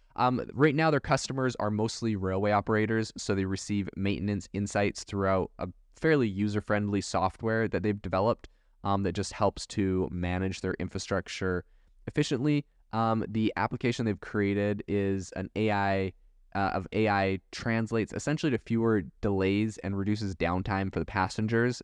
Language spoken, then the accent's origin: English; Canada; also born or lived in Europe; now in United States; I was raised in Canada